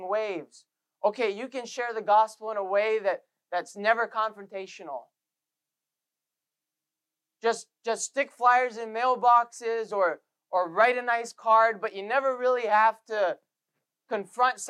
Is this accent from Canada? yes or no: yes; Canada; we're Canadian